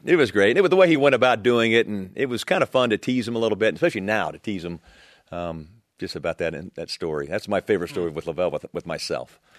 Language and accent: English; Texas, United States; moved away as an adult; I was this kid from Texas